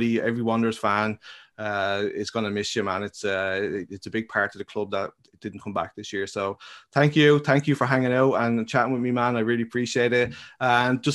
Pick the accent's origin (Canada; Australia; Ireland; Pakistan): Ireland; I'm Irish